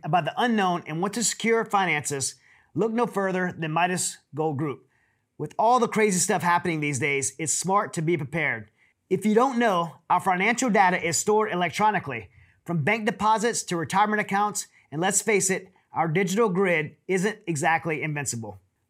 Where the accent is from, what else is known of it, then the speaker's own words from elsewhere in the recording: South Louisiana, United States; I grew up in South Louisiana